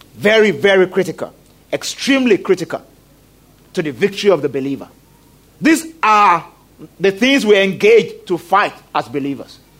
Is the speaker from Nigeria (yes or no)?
yes; Nigeria; I'm a Nigerian